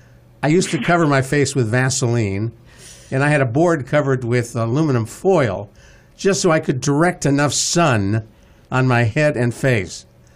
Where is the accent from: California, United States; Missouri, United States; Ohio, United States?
Ohio, United States; Cleveland; As a kid growing up in Cleveland, Ohio